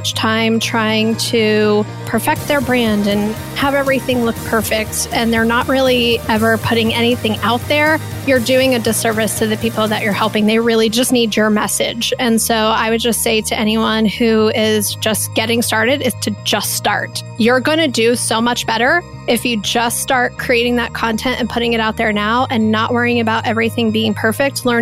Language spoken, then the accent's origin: English; Columbus, Ohio, United States; here in my hometown of Columbus, Ohio